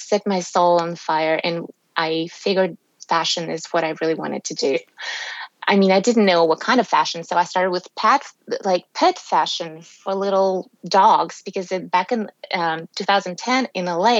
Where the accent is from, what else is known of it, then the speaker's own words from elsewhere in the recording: Russia; moved away as an adult; also born or lived in Texas, United States; now in Tennessee, United States; growing up in Soviet Union and post-Soviet Russia